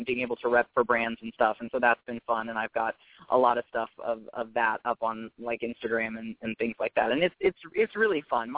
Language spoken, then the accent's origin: English; Los Angeles, California, United States; It's home. I grew up here. I was actually born in Los Angeles proper, which is very rare